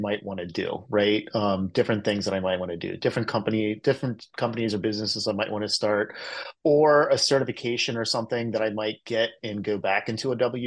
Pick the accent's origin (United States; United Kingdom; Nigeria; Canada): United States; Cincinnati, Ohio; moved away as an adult; now in San Francisco Bay Area, United States; I grew up in the Cincinnati area